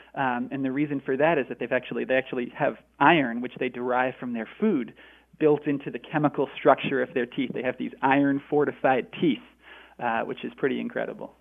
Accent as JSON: {"language": "English", "region": "Northeast", "country": "United States", "tie": "born or raised there", "moved": "yes", "lives_now": "Northwest, United States", "said": "I grew up I grew up in in uh, the Northeast, and now I live in the Northwest"}